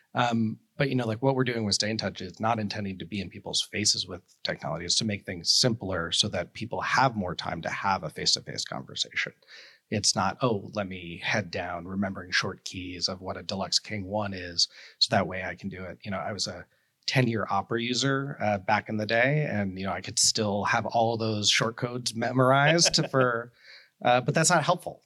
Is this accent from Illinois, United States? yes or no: no; New York City, New York, United States; I grew up in New York City